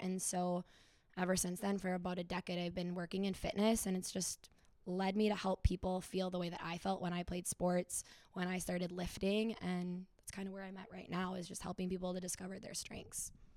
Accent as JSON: {"language": "English", "town": "Stillwater", "region": "Minnesota", "country": "United States", "said": "I am from Stillwater, Minnesota"}